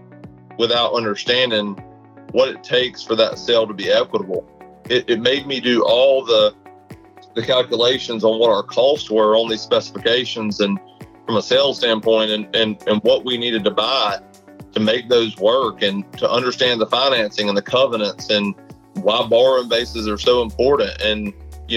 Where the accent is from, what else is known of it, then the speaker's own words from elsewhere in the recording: Valdosta, Georgia, United States; born and raised in Valdosta, Georgia